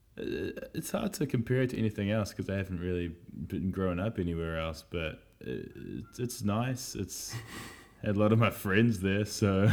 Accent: Wellington, New Zealand; moved away; Growing up in Miramar, Miramar was a place over in little old Wellington in Aotearoa, across the ocean.

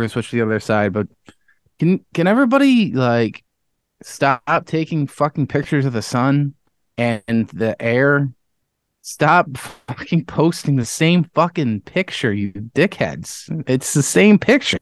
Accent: Webster, New York, United States; I was from Webster

